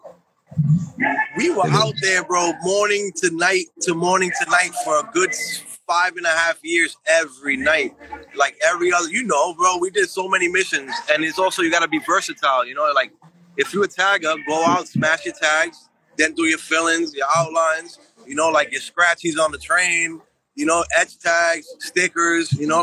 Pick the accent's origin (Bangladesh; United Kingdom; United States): United States; New York City, New York; I grew up in Bushwick, when I ended up doing my, like, 13, I call it my 13-year bid in Bushwick